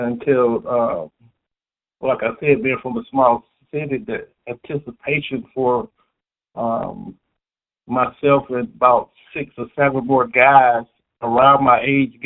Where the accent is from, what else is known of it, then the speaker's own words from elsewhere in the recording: Southwest Georgia, United States; also born or lived in Cincinnati, Ohio; to Southwest Georgia, to my hometown